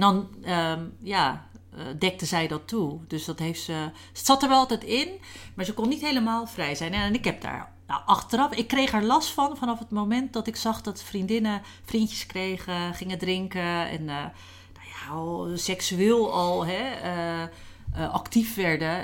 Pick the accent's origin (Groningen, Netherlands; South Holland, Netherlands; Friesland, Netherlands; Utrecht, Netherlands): South Holland, Netherlands; Rozenburg; hier in eh, Rozenburg, waar ik ben opgegroeid